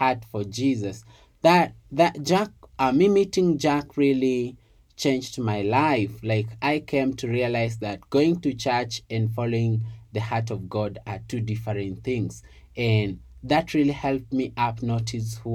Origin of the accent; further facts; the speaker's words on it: Kitale, Trans-Nzoia County, Kenya; I was born and raised in Kitale